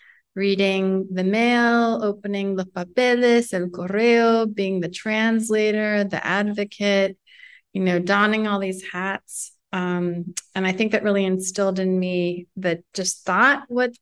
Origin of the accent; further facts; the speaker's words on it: New York City, New York, United States; I was born and raised in Manhattan where they met and fell in love